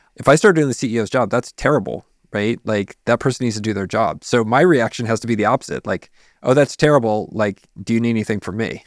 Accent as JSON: {"language": "English", "town": "San Antonio", "region": "Texas", "country": "United States", "said": "I'm from San Antonio"}